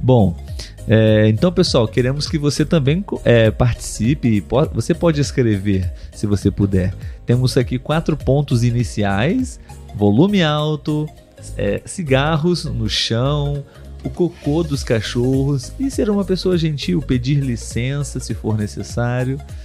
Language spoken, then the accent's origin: Portuguese; Brazil; Então aqui eu e Letícia somos brasileiros